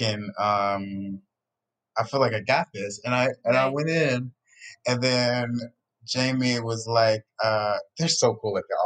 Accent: Atlanta, Georgia, United States; now in California, United States; I'm from Atlanta

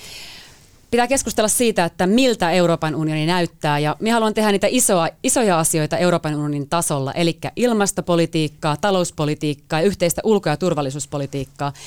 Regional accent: Finland

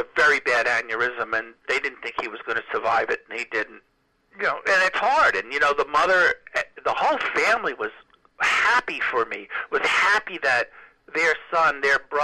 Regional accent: New York, United States; I was from New York

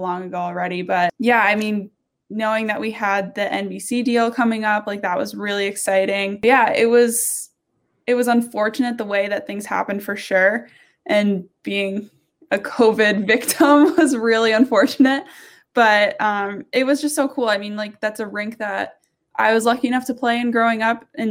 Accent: Vermont, United States; I'm from Vermont. So I quarantined in Vermont

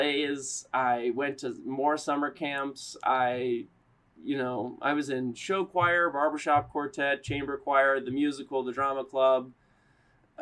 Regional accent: Richmond, Virginia, United States; moved away as an adult; also born or lived in Elon, North Carolina / New York; I was born in Richmond, Virginia. I grew up there

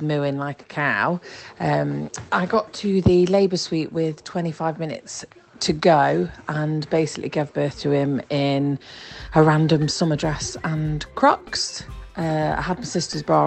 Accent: Nottingham, East Midlands, United Kingdom; I'm from Nottingham

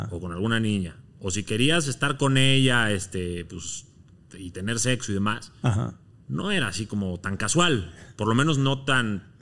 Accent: Mexico; Yo soy de origen libanés. Ajá. Mexicano y libanés.

